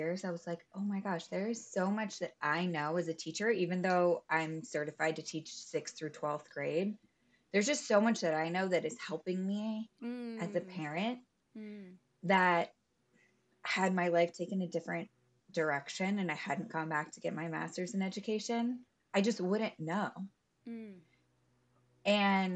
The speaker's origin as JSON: {"language": "English", "town": "Louisville", "region": "Kentucky", "country": "United States", "tie": "born or raised there", "said": "I grew up in Louisville, Kentucky"}